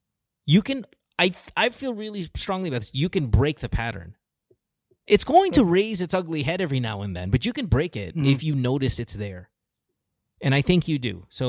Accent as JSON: {"language": "English", "country": "Philippines", "tie": "born or raised there", "said": "There's all that bullshit when you were kind of growing up in the Philippines."}